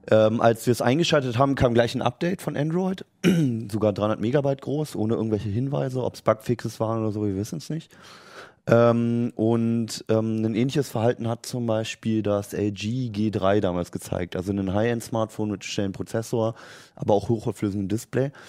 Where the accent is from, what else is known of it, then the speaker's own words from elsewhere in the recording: Berlin, Germany; also ich bin in Berlin aufgewachsen, da gibt es noch im Ostteil, gibt es an manchen so Häuserwänden so, so Arbeiterbilder